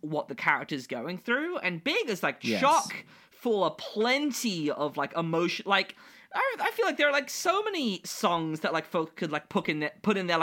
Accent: United Kingdom; speaking as a British person

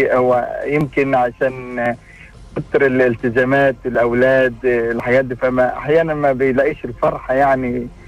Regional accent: Egypt; moved away as an adult; now in Jeddah, Saudi Arabia; انا طبعا مصري

